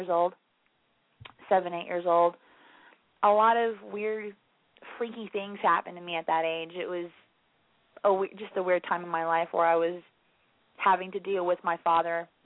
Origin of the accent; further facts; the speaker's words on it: England, United Kingdom; moved away as an adult; also born or lived in Florida; now in Gainesville, United States; originally I am from England, but I've been in America for off and on for 15 years, so now I'm in Florida.